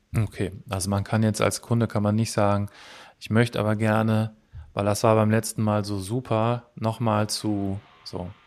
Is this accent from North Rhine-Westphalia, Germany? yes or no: yes; Cologne, North Rhine-Westphalia, Germany; Ich komme ja aus Köln